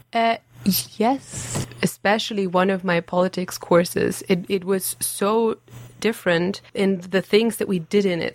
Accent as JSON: {"language": "English", "country": "Germany", "also_born_or_lived": "Abbotsford, Canada", "second_language": "English", "moved": "as an adult", "lives_now": "Aberdeen, United Kingdom", "said": "I'm from Germany."}